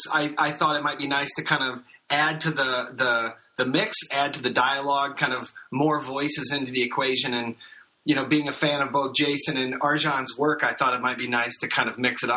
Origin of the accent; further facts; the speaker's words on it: Normal, Illinois, United States; I'm from Normal, Illinois.